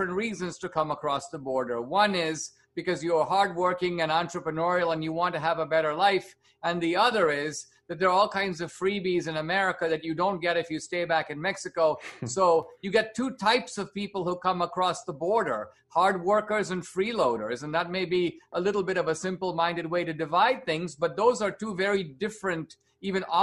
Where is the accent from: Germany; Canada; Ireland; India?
India; now in United States